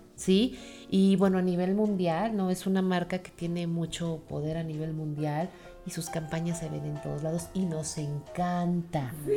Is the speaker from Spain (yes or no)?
no; Mexico; como mexicanos pues tenemos tradiciones muy bonitas y muy arraigadas